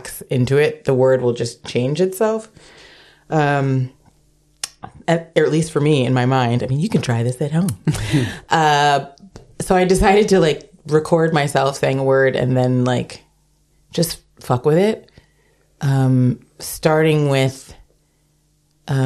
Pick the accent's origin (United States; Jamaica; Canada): United States; now in Amsterdam, Netherlands; I am American